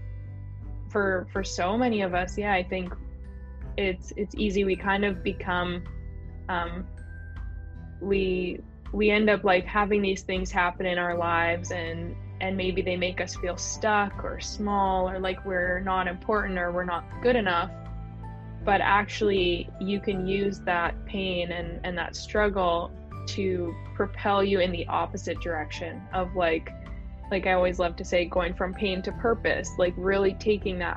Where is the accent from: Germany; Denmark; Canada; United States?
Canada; I pretty much grew up in a fairly small town here